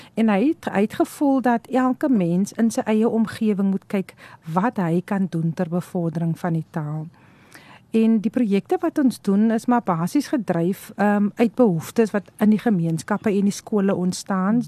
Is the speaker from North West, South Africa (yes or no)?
no; Stellenbosch area, Kuils River, Western Cape, South Africa; ek het grootgeword daar in die Stellenbosch omgewing in 'n baie klein dorpie Kuilmo.